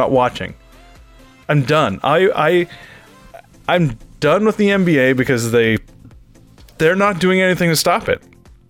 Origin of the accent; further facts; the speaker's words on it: Canada; I'm a Canadian